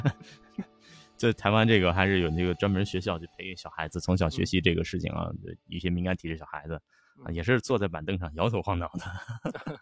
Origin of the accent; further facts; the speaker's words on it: Northeast China, China; 因为我是东北人